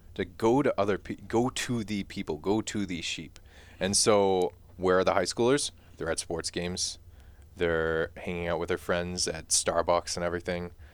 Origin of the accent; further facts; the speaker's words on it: Mundelein, Illinois, United States; back to Mundelein, back to my hometown